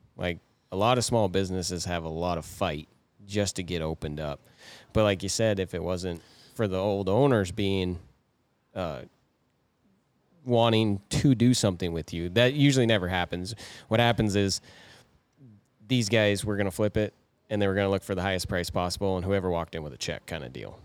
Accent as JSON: {"language": "English", "town": "Moorcroft", "region": "Wyoming", "country": "United States", "tie": "born or raised there", "said": "we grew up in Moorcroft, which we had all the tourists and crap through it"}